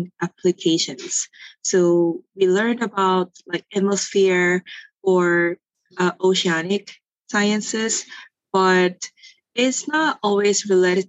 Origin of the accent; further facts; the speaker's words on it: South Korea; moved away as an adult; now in Los Angeles, United States; I grew up in Korea, and then I went to undergraduate in Korea too